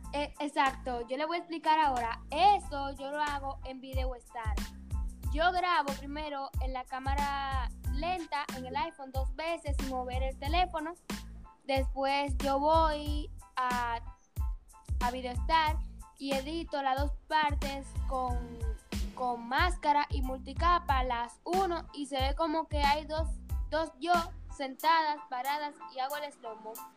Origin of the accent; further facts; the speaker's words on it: Higüey, La Altagracia, Dominican Republic; Yo soy de Higüey